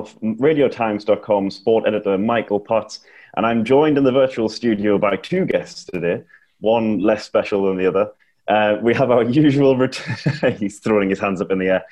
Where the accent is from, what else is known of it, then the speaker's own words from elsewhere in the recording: Sunderland, North East England, United Kingdom; I'm from Sunderland